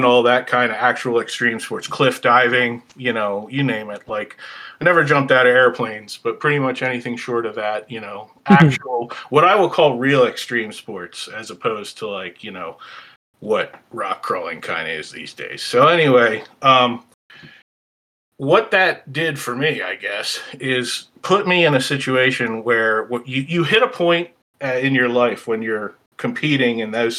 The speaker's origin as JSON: {"language": "English", "area": "outside of Philly", "region": "Pennsylvania", "country": "United States", "tie": "born or raised there", "said": "I grew up outside of Philly, about 15 miles southwest of the city, so it was pretty suburban, urban"}